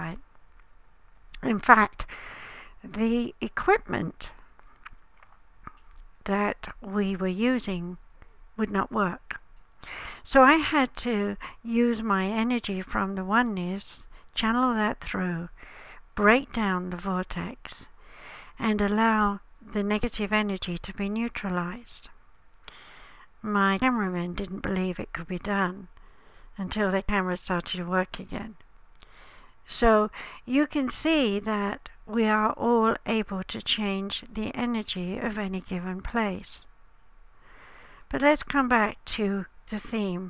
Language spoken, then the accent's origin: English; United Kingdom; As I'm British